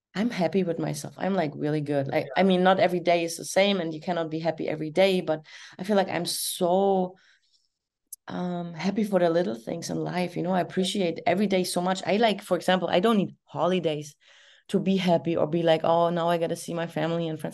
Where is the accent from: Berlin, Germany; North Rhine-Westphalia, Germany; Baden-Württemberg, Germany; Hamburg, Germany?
Berlin, Germany; now in Florida, United States; I'm East German, I'm from East Berlin.